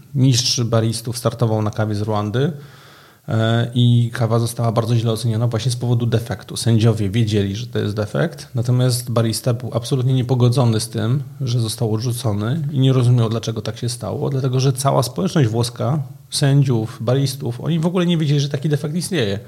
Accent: Kraków, Lesser Poland, Poland; Ja jestem z Krakowa, jestem zameldowany w Krakowie

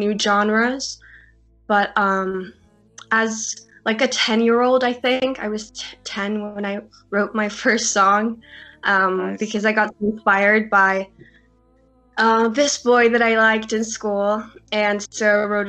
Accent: Egersund, Rogaland, Norway; I am Norwegian, and I grew up here in Norway in a small town

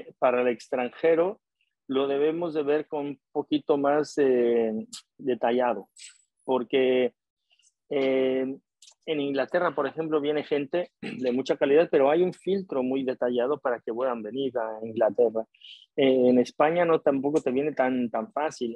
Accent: Mexico

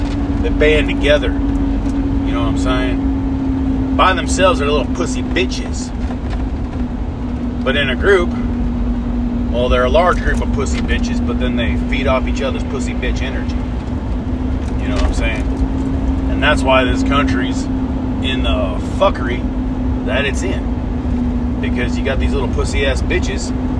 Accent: United States; as an American

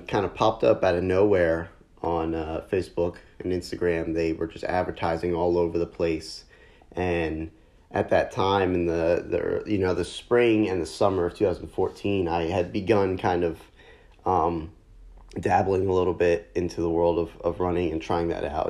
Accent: near Philadelphia, Pennsylvania, United States; having grown up close enough to Philly to get away with saying that I'm from Philly

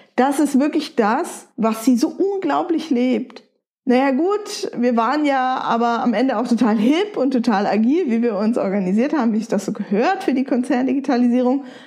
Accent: Nuremberg, Bavaria, Germany; also born or lived in Wolfsburg; Ich bin in Nürnberg geboren, aufgewachsen und habe auch einen Großteil meines Lebens hier verbracht

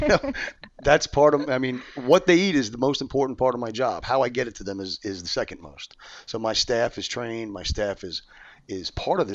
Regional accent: New York, United States; moved away as an adult; I'm from New York. I've been here 30 years

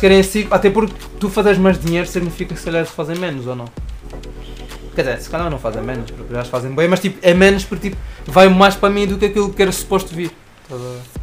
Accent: Angola; now in Portugal; quando era puto lá em Angola

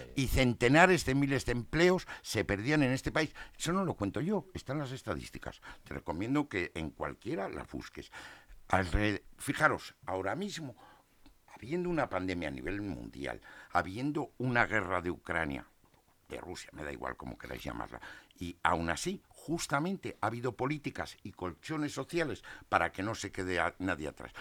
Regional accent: Asturias, Spain; yo soy asturiano

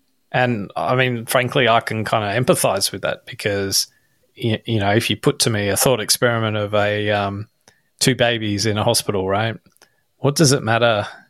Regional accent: Australia; no, we're Australian and we should foster the notion of being Australian

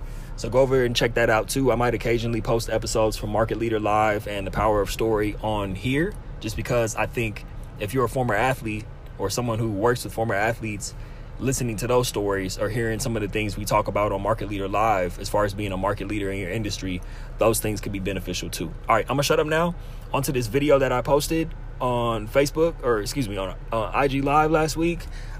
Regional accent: Pasadena, California, United States; born there; I was born in Pasadena in 1991.

